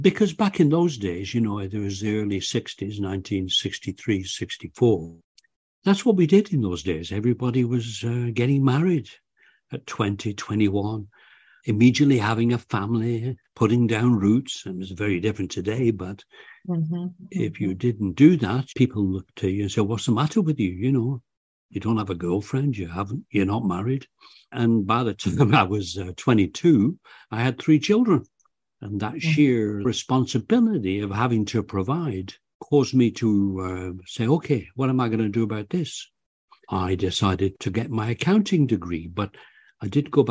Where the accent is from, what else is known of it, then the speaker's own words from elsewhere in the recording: Bolton, North West England, United Kingdom; moved away; also born or lived in Canada; I was born in, I grew up in Bolton, Lancashire, England.